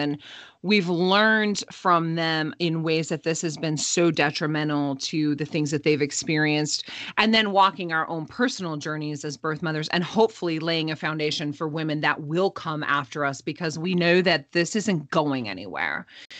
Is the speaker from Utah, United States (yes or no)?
yes; Utah, United States; the religious culture that I grew up in here in Utah, in the Beehive State